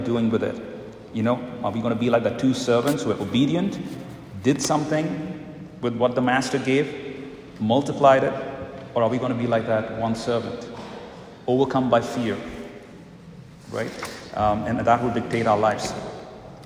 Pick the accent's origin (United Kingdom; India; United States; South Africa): India; moved away; I come from India